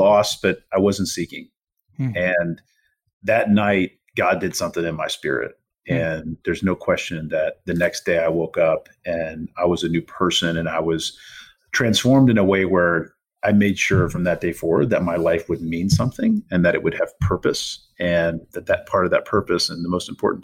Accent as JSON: {"language": "English", "area": "Pasco County", "region": "Florida", "country": "United States", "tie": "born or raised there", "also_born_or_lived": "Tampa", "said": "my hometown in Pasco County"}